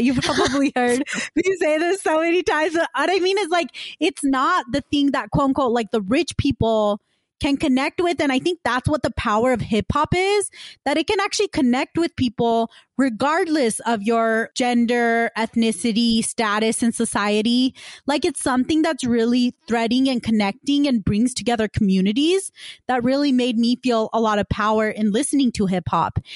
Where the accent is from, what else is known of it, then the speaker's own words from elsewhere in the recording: West Valley City, Utah, United States; I grew up in West Valley City, which is kind of the west side of Utah.